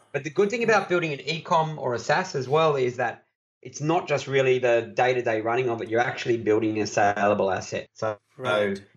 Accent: Australia; I'm an Aussie

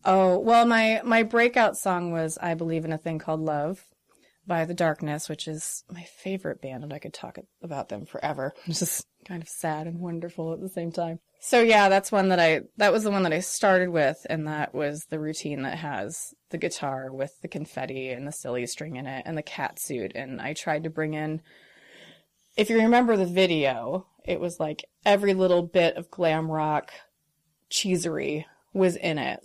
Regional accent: Rolling Prairie, Indiana, United States; I was raised in Rolling Prairie, Indiana.

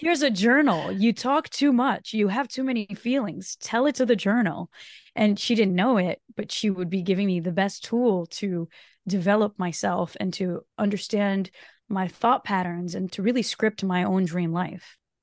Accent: Brazil; first language Portuguese; English is a second language; moved away; Portuguese is actually my native tongue. So I was born in, in Brazil

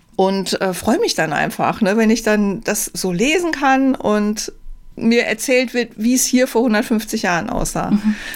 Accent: Rhineland-Palatinate, Germany; moved away; meine, äh, alte Heimat, äh, in die Südpfalz. Ähm, ich komme ja da aus der Gegend

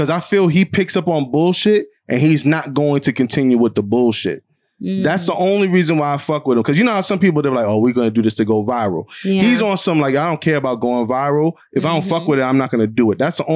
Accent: New York, United States; I'm from New York

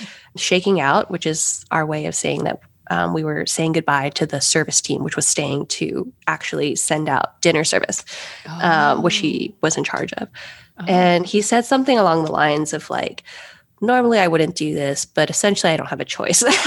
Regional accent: Los Angeles, California, United States; moved away as an adult; also born or lived in St. Louis, Missouri / Rome / Paris / Hong Kong; I grew up in Los Angeles

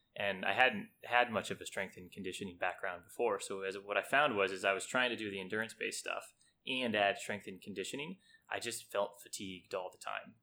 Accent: California, United States; we grew up in California back in the sixties and seventies.

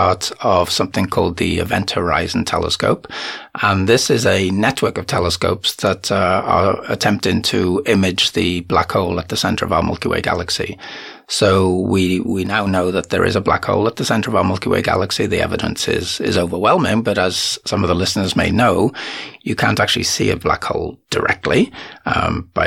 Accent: Wales, United Kingdom; moved away as an adult; also born or lived in United States / Cardiff; now in Windhoek, Namibia; I'm originally from Wales

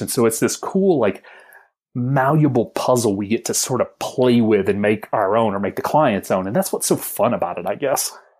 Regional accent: Alabama, United States; I'm a homeschool kid from the South, from the hills of Alabama

